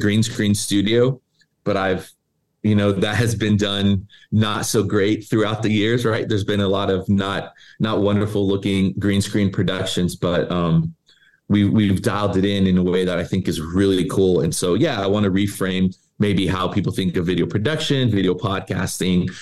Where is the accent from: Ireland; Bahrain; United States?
United States; Tucson, Arizona; moved away as an adult; also born or lived in Charlotte, North Carolina; now in Los Angeles, United States; I'm from Tucson, came to LA to minister with Pastor Gary, went to Charlotte for a bit, came back